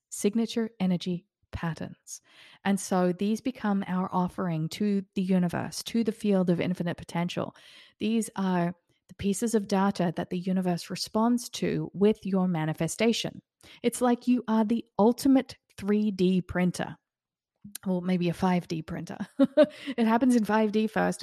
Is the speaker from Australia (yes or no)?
yes; Australia; also born or lived in Queensland, Australia; now in Florida, United States; I grew up in Australia and I lived in Queensland for a little while.